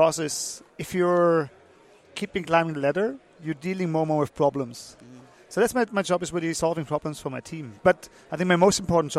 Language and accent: English; Germany; moved away; also born or lived in Liechtenstein; I'm German originally.